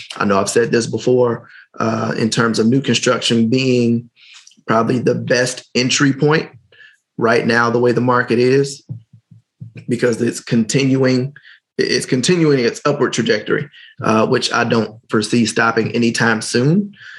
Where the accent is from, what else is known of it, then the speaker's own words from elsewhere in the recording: Gary, Indiana, United States; I'm from Gary.